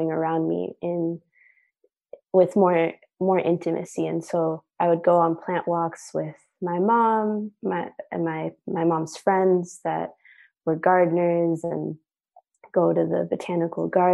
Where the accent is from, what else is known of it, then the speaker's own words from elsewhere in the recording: New York City, New York, United States; growing up in New York City, being first generation. My parents are from Chile